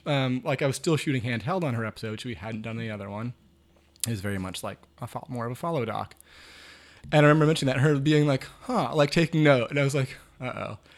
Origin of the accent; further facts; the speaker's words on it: Maine, United States; growing up in Maine.